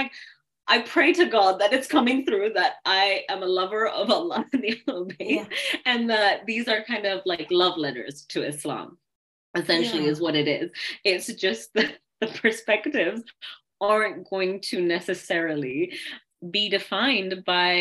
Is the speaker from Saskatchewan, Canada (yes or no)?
no; Kitchener, Ontario, Canada; I'm from Kitchener-Waterloo